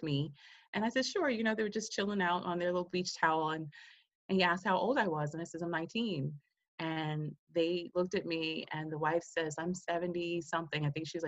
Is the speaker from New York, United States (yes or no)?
yes; New York City, New York, United States; moved away as an adult; also born or lived in Hawaii; I'm a girl from Queens, New York, and I ended up in Hawaii at 19 years old